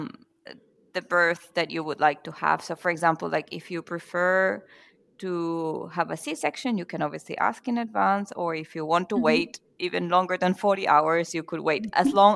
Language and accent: English; Venezuela; now in Mannheim, Germany; I'm from Venezuela and I currently live in Germany, Mannheim